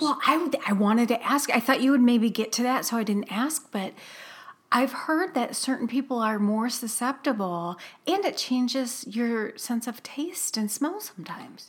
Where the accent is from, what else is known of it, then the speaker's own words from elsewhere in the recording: Midwest, United States; we grew up in the Midwest where there were, um, tornadoes